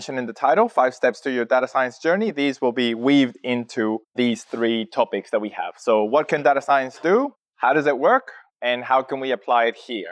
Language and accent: English; Chile; now in Australia; I'm originally from Chile, from South America. I've been in Australia and working in analytics slash data for 16 years now.